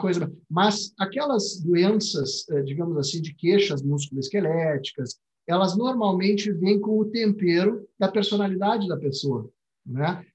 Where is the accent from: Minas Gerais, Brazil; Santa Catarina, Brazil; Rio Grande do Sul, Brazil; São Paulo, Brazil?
Rio Grande do Sul, Brazil; accent: gaúcho; dá para notar pelo meu sotaque que eu sou gaúcho